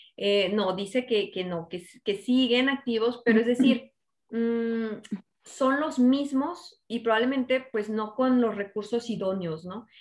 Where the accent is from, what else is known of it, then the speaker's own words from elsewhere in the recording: Zacatecas, Mexico; moved away as an adult; now in Cananea, Mexico; ya tengo 15 años aquí en Cananea, nací en Zacatecas, estudié allá en Zacatecas